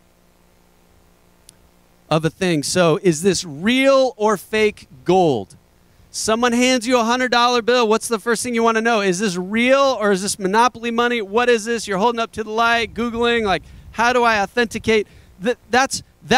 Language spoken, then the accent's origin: English; United States; I don't talk like that as an American